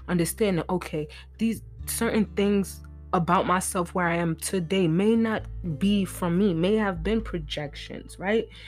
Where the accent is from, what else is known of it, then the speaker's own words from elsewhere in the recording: New York, United States; I'm from New York